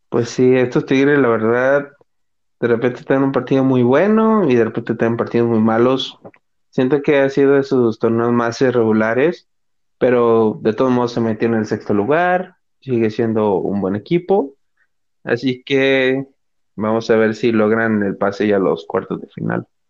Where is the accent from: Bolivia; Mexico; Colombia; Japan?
Mexico; al menos como mexicanos